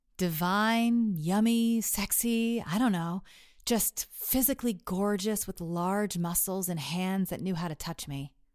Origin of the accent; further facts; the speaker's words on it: Texas, United States; Growing up in Texas